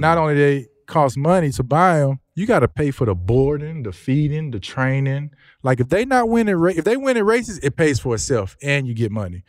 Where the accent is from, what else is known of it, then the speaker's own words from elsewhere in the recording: Houston, Texas, United States; also born or lived in Louisiana; me growing up in the Houston area, especially being from here